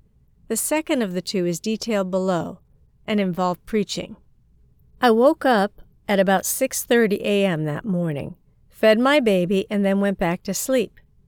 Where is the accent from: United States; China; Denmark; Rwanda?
China; I saw a plane arriving from Japan to my hometown in China. In fact, I saw it pass through a cloud and come directly to my childhood house. My hometown is close to the capital, just 400 kilometers south of Beijing.